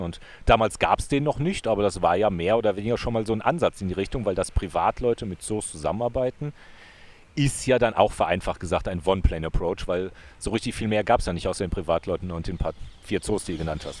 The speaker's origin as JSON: {"language": "German", "town": "Wuppertal", "region": "North Rhine-Westphalia", "country": "Germany", "tie": "born or raised there", "moved": "as an adult", "lives_now": "Innsbruck, Austria", "said": "Wuppertal ist ja meine alte Heimat"}